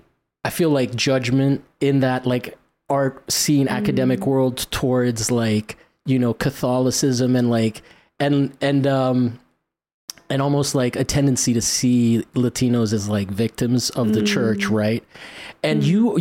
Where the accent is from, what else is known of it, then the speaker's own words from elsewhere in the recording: Rome, Lazio, Italy; moved away; I grew up in Italy.